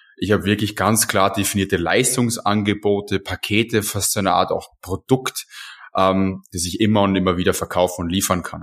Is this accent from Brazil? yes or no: no; Austria; als Österreicher